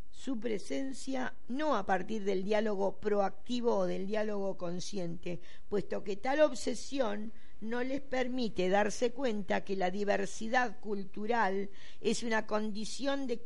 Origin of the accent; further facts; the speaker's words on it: Venezuela; se minimizó y olvidó que somos venezolanos de piel negra